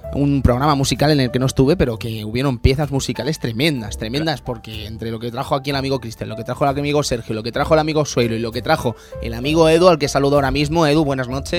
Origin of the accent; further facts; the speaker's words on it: Barcelona, Catalonia, Spain; los que somos de Barcelona